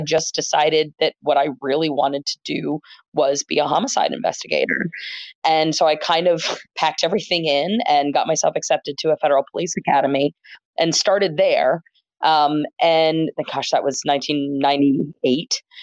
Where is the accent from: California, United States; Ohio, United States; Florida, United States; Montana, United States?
Florida, United States; Gainesville; moved away as an adult; now in Philadelphia, United States; I grew up in Gainesville, Florida, where the University of Florida is